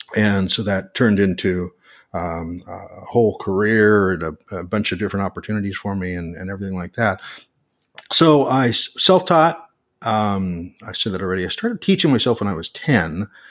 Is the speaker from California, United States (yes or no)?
no; Portland, Oregon, United States; my hometown of Portland, Oregon